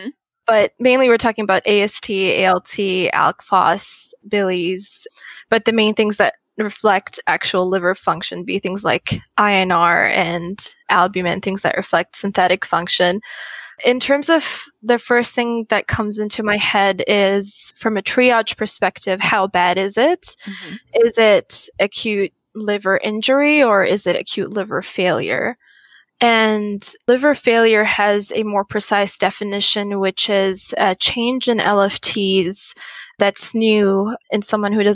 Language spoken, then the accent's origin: English; Muscat, Oman; moved away as an adult; also born or lived in Qatar; now in United States; I grew up in Muscat, Oman, and did high school there